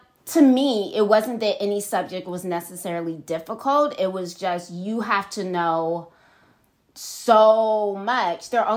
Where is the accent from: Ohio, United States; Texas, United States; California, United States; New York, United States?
California, United States; Los Angeles; also born or lived in Michigan; I'm from